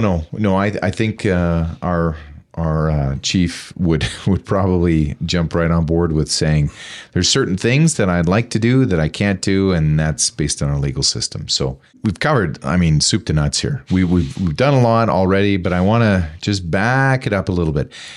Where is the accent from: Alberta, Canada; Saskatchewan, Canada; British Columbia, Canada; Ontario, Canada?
Alberta, Canada; Taber; moved away; I grew up in Tabor, Alberta, where we had our own municipal police force.